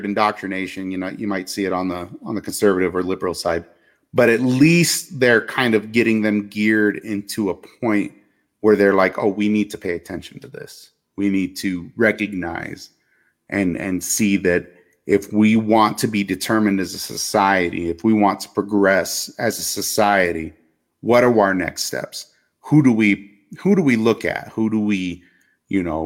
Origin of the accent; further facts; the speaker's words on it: United States; as an American citizen